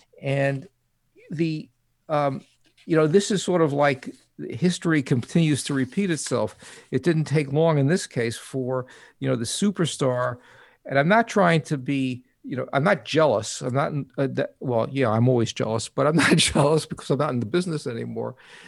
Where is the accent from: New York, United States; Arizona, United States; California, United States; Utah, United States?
New York, United States; accent: New York; One is I'll get COVID, and two is I'll get my New York accent back.